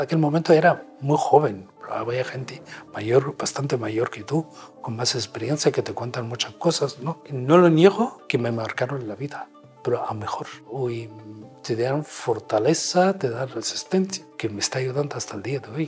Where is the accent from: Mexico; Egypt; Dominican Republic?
Egypt; Nubia; Spanish is a second language; moved away as an adult; also born or lived in Cairo, Egypt; now in Spain; soy nubio, soy español, soy europeo.